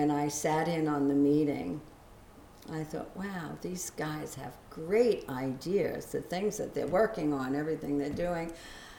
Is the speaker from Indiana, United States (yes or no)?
no; Lindenhurst, New York, United States; I grew up in Lindenhurst